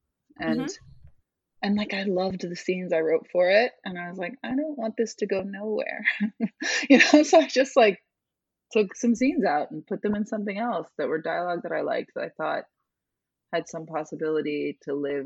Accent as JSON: {"language": "English", "town": "Chicago", "region": "Illinois", "country": "United States", "said": "I'm from Chicago"}